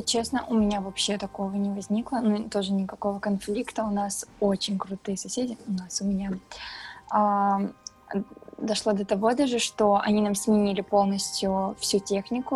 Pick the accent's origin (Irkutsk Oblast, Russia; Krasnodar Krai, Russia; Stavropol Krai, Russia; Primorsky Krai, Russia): Stavropol Krai, Russia; Pyatigorsk; moved away as an adult; now in Moscow, Russia; я из Пятигорска